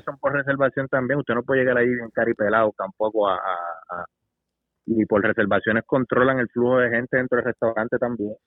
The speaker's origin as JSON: {"language": "Spanish", "country": "Puerto Rico", "said": "Yo soy independentista. Yo creo que en mi país sea libre"}